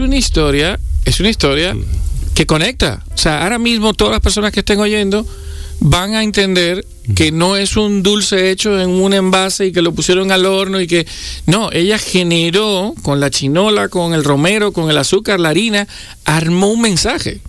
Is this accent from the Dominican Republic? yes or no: yes; Dominican Republic; los dominicanos que somos frugales